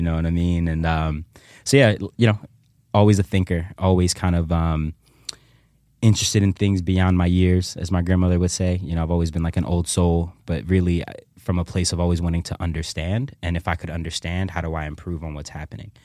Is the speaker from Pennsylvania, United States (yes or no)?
yes; Philadelphia, Pennsylvania, United States; I grew up in the Germantown section of ci-, of, of the city